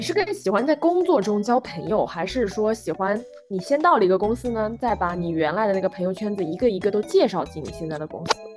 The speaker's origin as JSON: {"language": "Chinese", "region": "Zhejiang", "country": "China", "said": "我作为浙江人来说啊"}